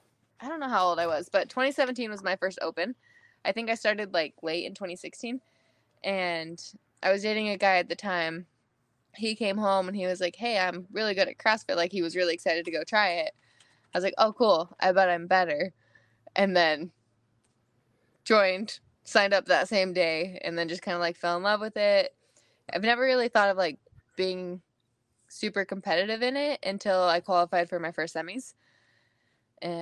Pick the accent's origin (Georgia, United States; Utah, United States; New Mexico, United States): Utah, United States; So I graduated when I was 17 from Southern Utah, and then went to college, and then was just kind of there on my own for the last couple years, and decided that I wanted to change. Like, Utah's never been a place that I said I wanted to stay forever.